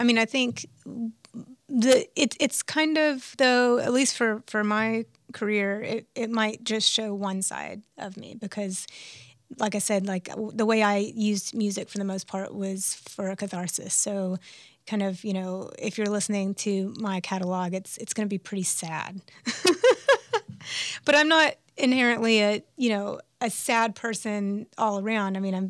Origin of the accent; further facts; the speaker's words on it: Birmingham, Alabama, United States; born there; I was born in Birmingham, Alabama, and my parents moved around quite a bit